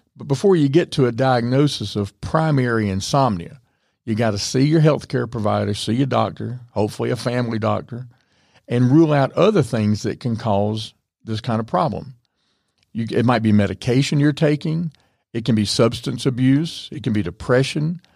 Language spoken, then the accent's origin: English; the South, United States; I'm from the South